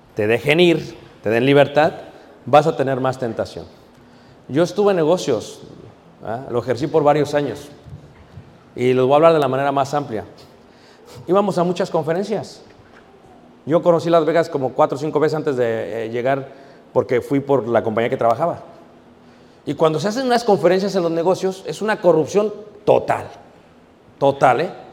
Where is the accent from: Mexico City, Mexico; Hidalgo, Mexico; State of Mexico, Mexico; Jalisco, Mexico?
Mexico City, Mexico; also born or lived in Guanajuato; now in United States; Yo crecí en Ciudad de México